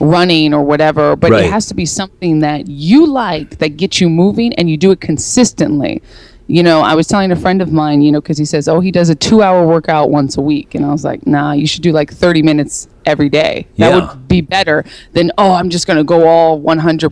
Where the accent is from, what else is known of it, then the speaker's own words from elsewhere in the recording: Santa Barbara, California, United States; moved away as an adult; also born or lived in Los Angeles / New York; Born and raised in actually Santa Barbara, and then I moved to Los Angeles as a a teenager.